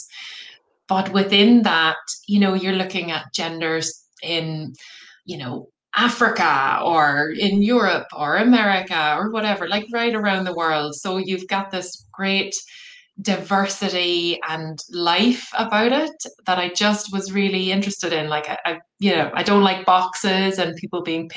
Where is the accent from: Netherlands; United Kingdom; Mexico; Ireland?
Ireland; Cork, Munster; moved away as an adult; also born or lived in Galway; I'm from Cork originally